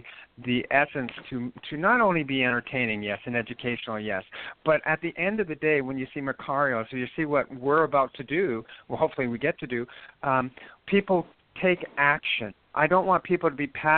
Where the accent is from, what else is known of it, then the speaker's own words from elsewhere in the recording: Moose Jaw, Saskatchewan, Canada; I was born in a place called Moose Jaw, Saskatchewan